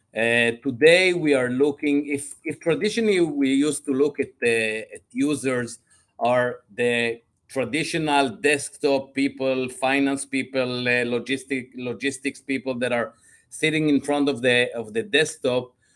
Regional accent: Israel; moved away as an adult; also born or lived in Belgium / North Carolina, United States / Georgia, United States / Illinois, United States; I'm originally from Israel.

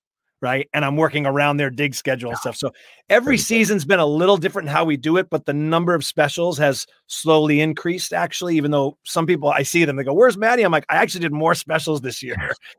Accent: Boston, Massachusetts, United States; I grew up in and around New England and Boston.

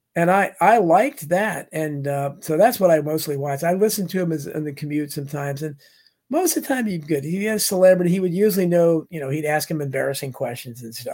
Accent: Falls Church, Virginia, United States; I was raised in Falls Church, Virginia.

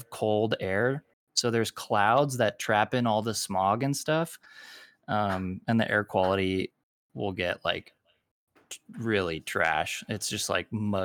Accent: Arizona, United States; also born or lived in Los Angeles, California; now in Salt Lake City, United States; Originally from Arizona, and then lived in Los Angeles for a little bit, and I am currently in Salt Lake City, Utah

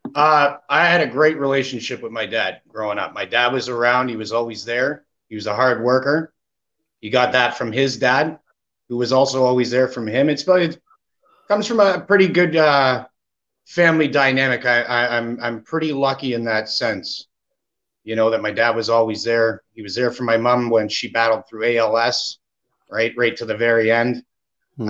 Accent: Canada; being Canada, uh, Canadian kid, right? Growing up in Canada, right? My whole life here

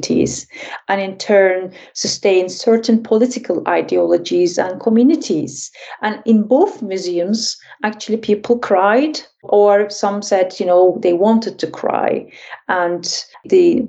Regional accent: Turkey; I'm actually from Turkey

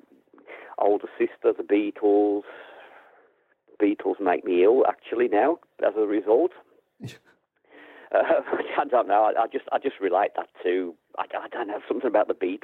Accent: Black Country, West Midlands, United Kingdom; I'm from the Black Country

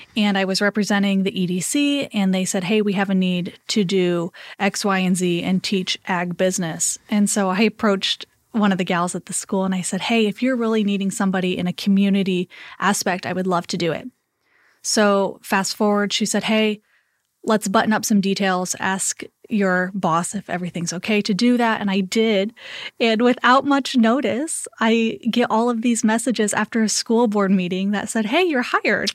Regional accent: Columbia City, Indiana, United States; I grew up in Columbia City

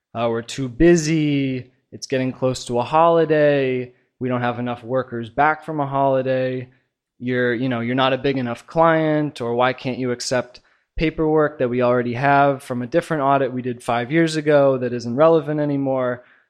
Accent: Portland, Oregon, United States; moved away as an adult; now in China; I'm from Portland, Oregon, and I've been here in China

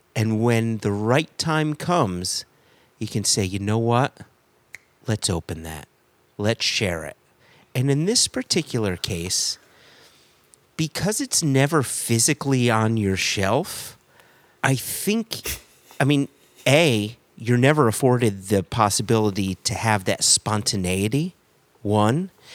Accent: United States; as an American

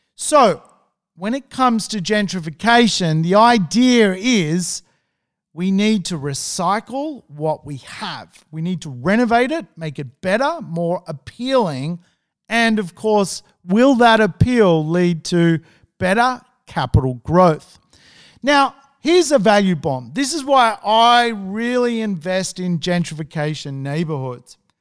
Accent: Sydney, New South Wales, Australia; I'm from Sydney.

